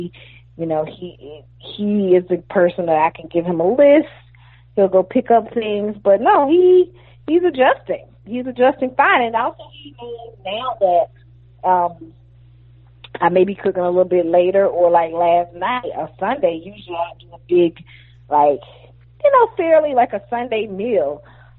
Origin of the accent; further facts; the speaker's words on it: Athens, Georgia, United States; moved away as an adult; also born or lived in Atlanta, Georgia; now in Brooklyn, United States; I grew up in Athens, and I grew up in a neighborhood where, you know, 20 years ago, over 20 years ago when I left, nobody would dare come to Athens, Georgia